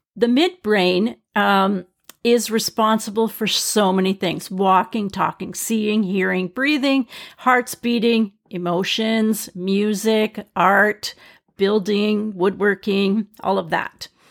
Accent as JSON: {"language": "English", "region": "British Columbia", "country": "Canada", "said": "I'm from British Columbia in Canada. We have grizzly bears here."}